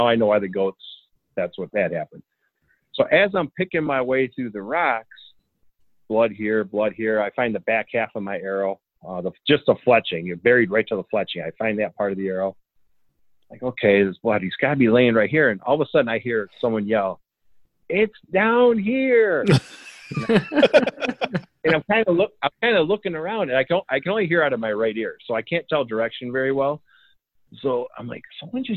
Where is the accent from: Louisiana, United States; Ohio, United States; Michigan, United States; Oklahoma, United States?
Michigan, United States; I'm from Michigan